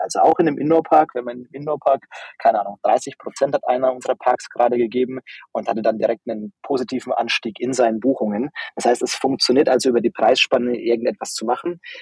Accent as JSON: {"language": "German", "area": "Upper Franconia", "region": "Bavaria", "country": "Germany", "tie": "born or raised there", "said": "bin eigentlich ein Dorfkind, also aus einem ganz kleinen, ähm, Ort aufgewachsen in Oberfranken"}